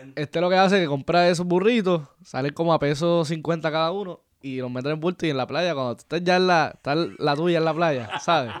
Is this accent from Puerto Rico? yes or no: yes; Puerto Rico; moved away as an adult; soy puertorriqueño